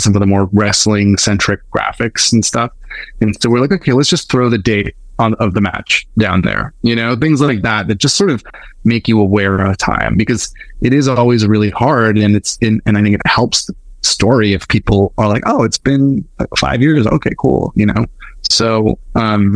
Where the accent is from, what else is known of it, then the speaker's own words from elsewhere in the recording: Winnipeg, Manitoba, Canada; I'm from Winnipeg